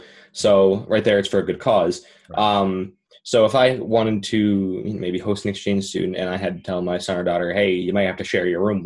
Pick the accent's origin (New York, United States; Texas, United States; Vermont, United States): Vermont, United States; Pownal; also born or lived in North Adams, Massachusetts; I was born in North Adams, Massachusetts, and I've been living in Pownall ever since.